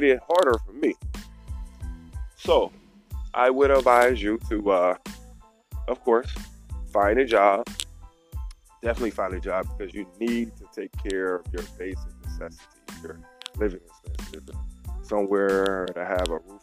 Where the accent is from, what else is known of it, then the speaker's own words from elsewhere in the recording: Youngstown, Ohio, United States; also born or lived in Finland; I'm from Youngstown, Ohio